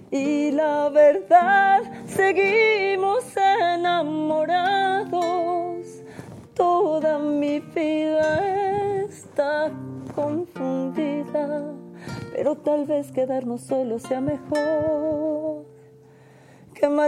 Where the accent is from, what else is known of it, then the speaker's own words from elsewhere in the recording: San Luis Potosí, Mexico; Yo soy de San Luis, les mando un beso a todos mis potosinos.